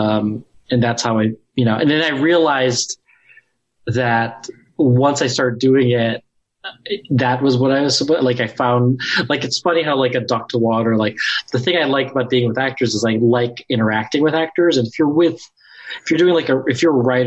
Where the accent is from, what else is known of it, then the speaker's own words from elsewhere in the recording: Ohio, United States; moved away; I'm from Ohio.